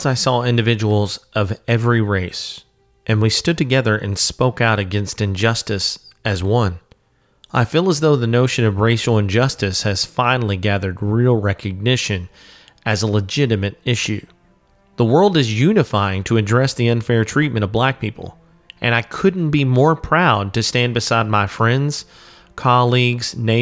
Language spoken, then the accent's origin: English; Louisville, Kentucky, United States; here in my hometown of Louisville, Kentucky